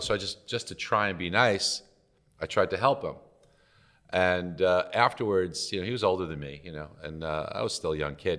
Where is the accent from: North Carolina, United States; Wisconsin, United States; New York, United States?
New York, United States; New York City; I grew up in Brooklyn, New York